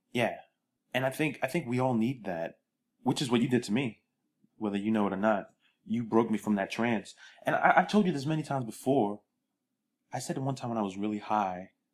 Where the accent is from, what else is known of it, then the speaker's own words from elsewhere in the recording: New York City, New York, United States; now in California, United States; I tell people I'm from Brooklyn